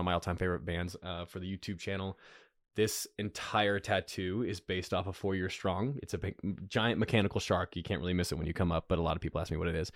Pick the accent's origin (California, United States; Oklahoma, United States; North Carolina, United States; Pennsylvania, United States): North Carolina, United States; I'm from North Carolina. We talk real good.